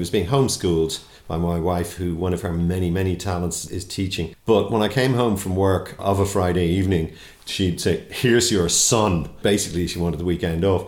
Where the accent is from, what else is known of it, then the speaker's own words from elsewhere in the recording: Dublin, Leinster, Ireland; I'm from Black Rock